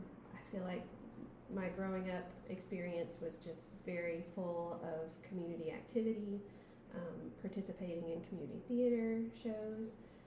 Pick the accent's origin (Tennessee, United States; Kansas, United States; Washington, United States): Tennessee, United States; Athens; I am almost 40 years old, and I've spent the bulk of my life in Athens.